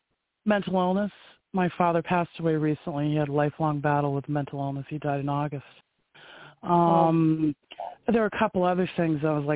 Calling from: Maine, United States; I live in Maine.

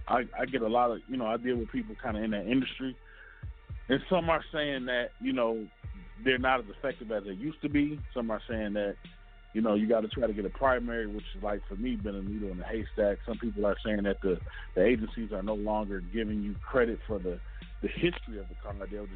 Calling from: Detroit, Michigan, United States; I'm calling from Detroit.

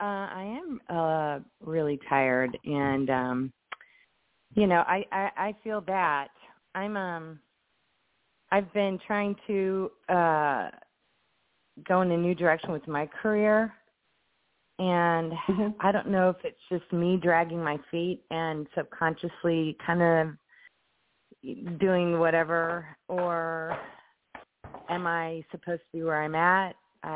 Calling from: Indianapolis, Indiana, United States; I'm calling from Indianapolis.

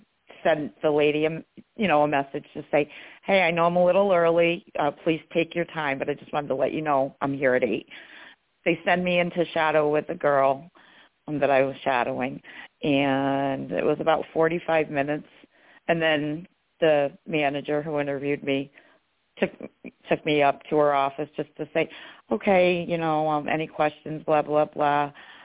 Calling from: New York, United States; I'm in New York.

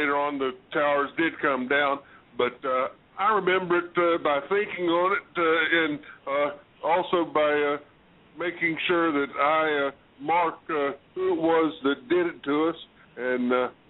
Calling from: North Carolina, United States; This is …, and I'm from North Carolina.

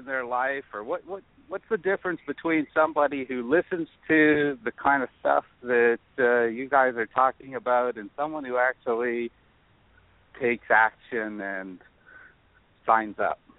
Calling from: Ontario, Canada; I'm calling from Ontario.

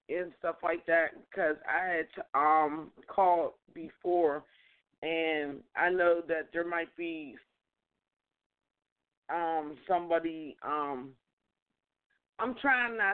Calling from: Pittsburgh, Pennsylvania, United States; calling from Pittsburgh, PA

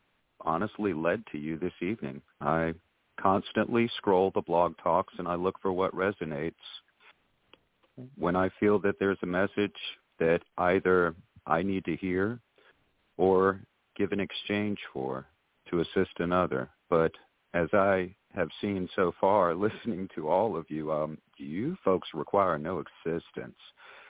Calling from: Georgetown, South Carolina, United States; I am calling you from Georgetown, South Carolina.

